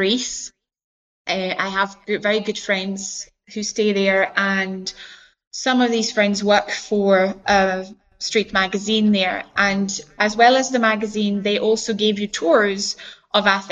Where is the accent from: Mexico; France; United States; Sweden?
France; moved away as an adult; now in Scotland, United Kingdom; I come from France, I live in Scotland and I have lived here for about 11, 12 years now